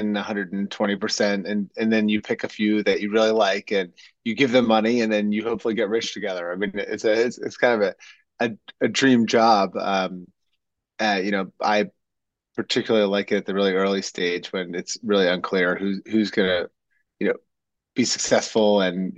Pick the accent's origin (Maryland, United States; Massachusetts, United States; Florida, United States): Maryland, United States; Ocean City; I'm from Ocean City, Maryland. It's a small mid-Atlantic beach town in the United States